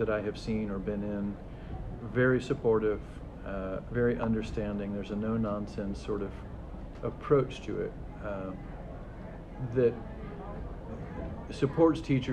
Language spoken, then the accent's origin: English; Columbus, Indiana, United States; I grew up in Columbus, Indiana.